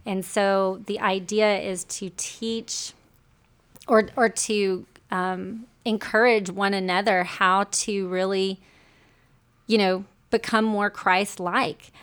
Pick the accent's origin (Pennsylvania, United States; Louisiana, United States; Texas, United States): Louisiana, United States; Shreveport; accent: Southern; moved away; I'm from the South. I'm a recovering Southerner.